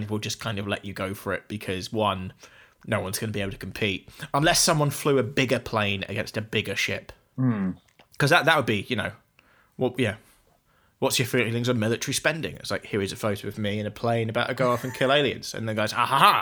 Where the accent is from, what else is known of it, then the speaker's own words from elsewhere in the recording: United Kingdom; I'm British